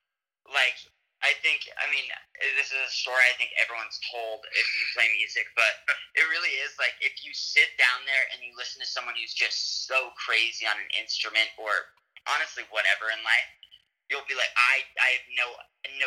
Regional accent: San Diego, California, United States; moved away; I'm from San Diego

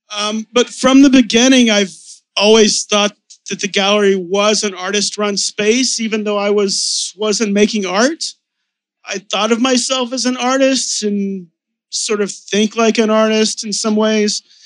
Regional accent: Texas, United States; now in New York, United States; I was raised in Texas

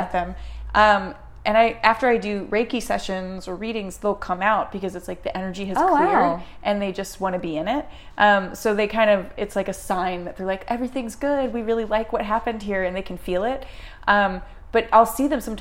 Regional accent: Maryland, United States; I'm from Maryland.

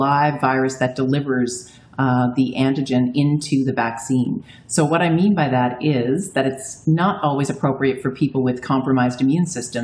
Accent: Newfoundland and Labrador, Canada; moved away; I'm a Newfoundlander

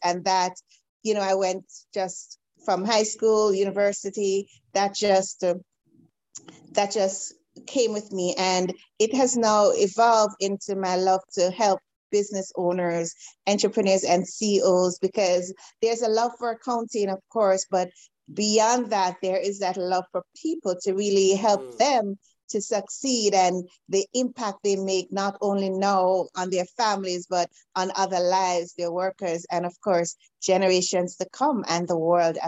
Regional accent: Jamaica; now in Canada; I am an island girl. So I'm originally from Jamaica. I'm currently in Canada at this time

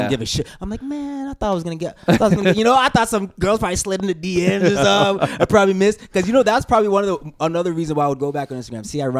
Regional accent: Calgary, Alberta, Canada; growing up in Calgary, I was like, I listened to the radio a lot.

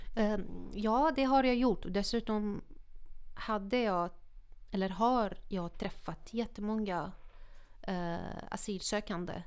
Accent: Syria; Swedish is a second language; moved away as an adult; now in Sweden

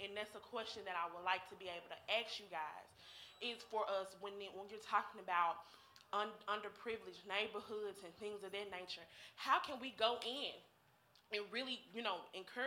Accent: Memphis, Tennessee, United States; also born or lived in Roseland, Chicago, Illinois; I'm from the Haven, Lake Haven

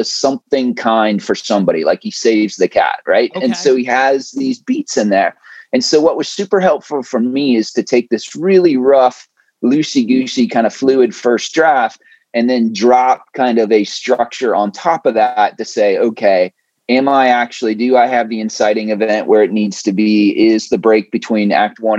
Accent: Ohio, United States; I grew up in the Midwest in Ohio originally

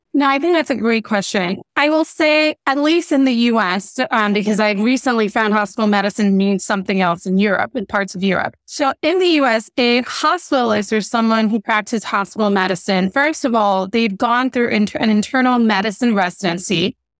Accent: Nigeria; moved away; growing up in Nigeria where I was born

